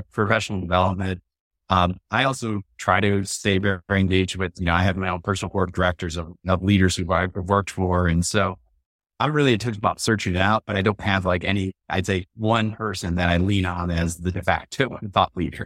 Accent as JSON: {"language": "English", "town": "Chicago", "region": "Illinois", "country": "United States", "moved": "yes", "said": "I was always from the Chicago area"}